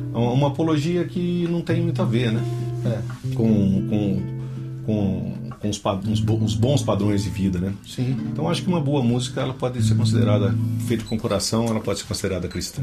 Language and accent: Portuguese; Botucatu, São Paulo, Brazil; é nascido em Botucatu mesmo, né? Tô de volta para lá